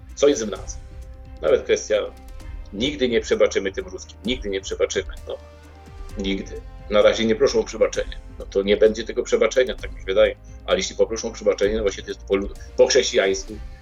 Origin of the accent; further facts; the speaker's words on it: Wałcz, West Pomeranian Voivodeship, Poland; now in Ukraine; ja jestem, ja jestem urodzony w Wałczu